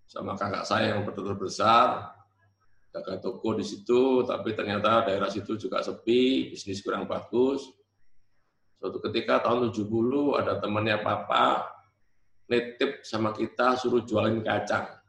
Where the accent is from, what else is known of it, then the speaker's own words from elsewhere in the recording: Surabaya, East Java, Indonesia; born there; Saya dilahirkan di Jalan Kelantan, daerah Perak Surabaya itu ya.